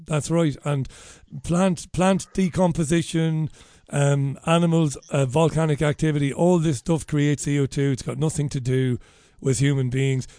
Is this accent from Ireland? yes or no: yes; Ireland; we're Irish